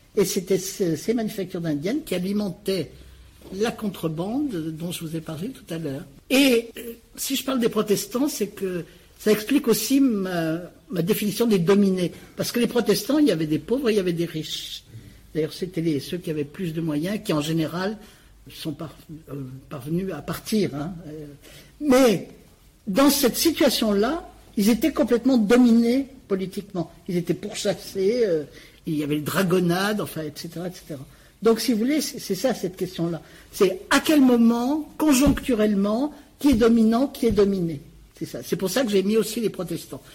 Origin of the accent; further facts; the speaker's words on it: Saint-Étienne, Auvergne-Rhône-Alpes, France; ma ville natale, euh, que, dont je connais bien l'histoire, Saint-Étienne